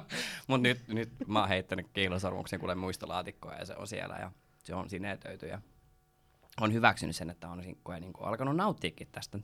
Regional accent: Porvoo, Uusimaa, Finland; first language Swedish; Finnish is a second language; mulla on tää mun ihana murre, niin mä oon tosiaan suomenruotsalainen. Niin Porvoosta kotoisin. Äidinkieli ruotsi.

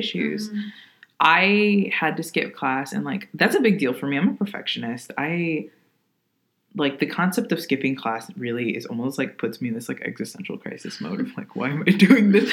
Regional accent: Kenosha, Wisconsin, United States; I'm from Kenosha, Wisconsin.

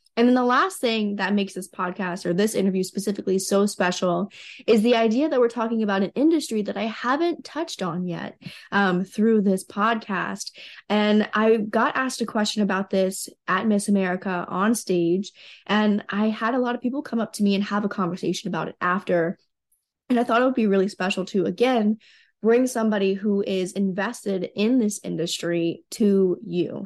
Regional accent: West Virginia, United States; in my hometown we're actually opening a medical cannabis processing center and people are a bit concerned in west virginia

